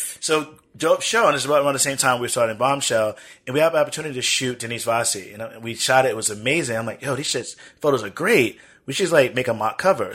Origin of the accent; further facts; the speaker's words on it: United States; We've been here for over eight generations, mm-hmm. at least eight generations I can document. I'm more American than most people are American.